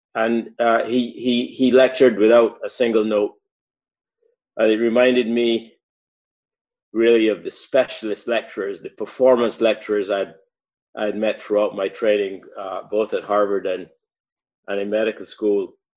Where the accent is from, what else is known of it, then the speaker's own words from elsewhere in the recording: Barbados; moved away as an adult; I grew up in in Barbados.